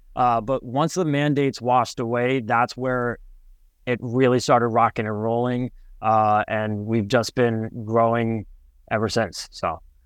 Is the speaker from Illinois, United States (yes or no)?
no; Westchester, New York, United States; moved away; also born or lived in Connecticut; I'm originally from Westchester, New York, right outside of New York City. And, um, grew up in the suburban